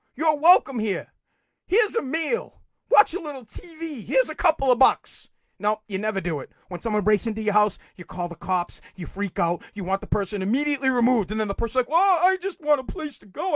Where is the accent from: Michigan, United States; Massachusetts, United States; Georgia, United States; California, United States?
Massachusetts, United States; Woburn; now in Revere, United States; I was born in Woburn